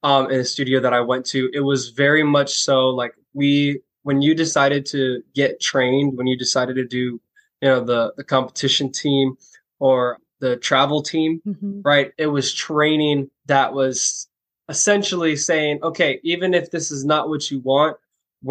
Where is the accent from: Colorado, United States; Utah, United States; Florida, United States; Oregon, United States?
Florida, United States; Orlando; the first job that I got was dancing for my hometown NBA team, the Orlando Magic